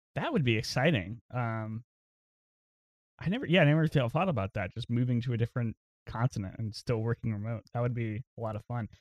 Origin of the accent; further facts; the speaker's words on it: New Bern, North Carolina, United States; moved away as an adult; also born or lived in Los Angeles; now in Raleigh, United States; I'm from Newbern, which is, like, a small, very little small town, about an hour from Greenville